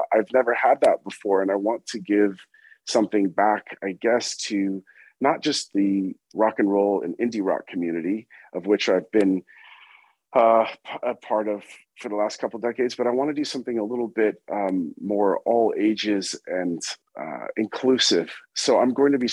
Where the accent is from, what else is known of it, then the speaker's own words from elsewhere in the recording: California, United States; moved away; also born or lived in New York; I was born in California. I've lived in New York half my life and half my life in California